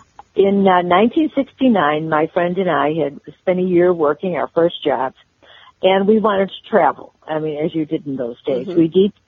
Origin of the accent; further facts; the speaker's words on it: Chicago, Illinois, United States; in Chicago, where I grew up